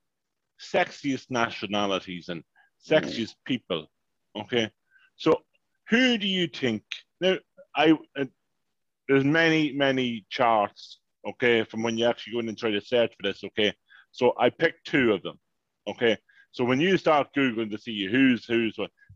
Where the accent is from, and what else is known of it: Ireland; born or raised there